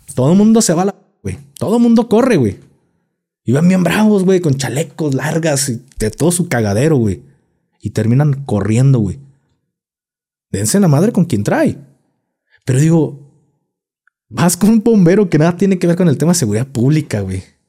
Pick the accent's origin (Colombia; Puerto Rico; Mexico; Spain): Mexico; aquí en México, hablando como mexicano